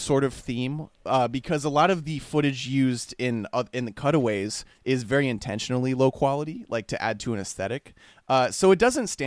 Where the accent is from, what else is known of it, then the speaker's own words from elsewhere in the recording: Tallahassee, Florida, United States; We come from Tallahassee